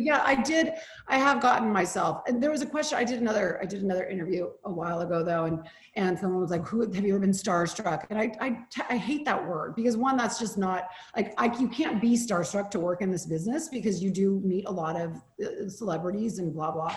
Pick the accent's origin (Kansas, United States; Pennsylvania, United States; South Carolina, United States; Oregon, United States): Oregon, United States; moved away; I'm from Oregon